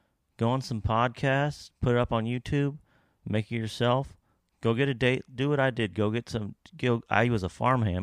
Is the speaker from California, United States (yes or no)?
no; Kentucky, United States; Ohio right above Kentucky, where I'm from